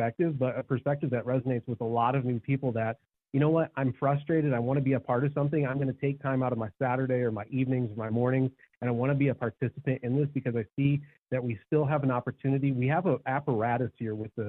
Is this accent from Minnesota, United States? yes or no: no; South Bend, Indiana, United States; moved away; I grew up in South Bend, Indiana